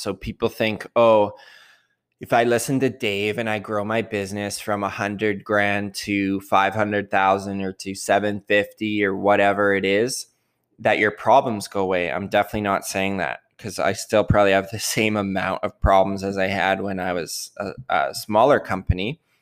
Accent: Canada; I'm Canadian

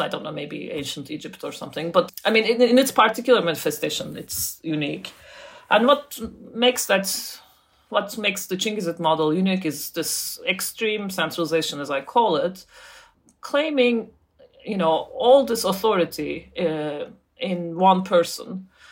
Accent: Turkey; I grew up in Turkey

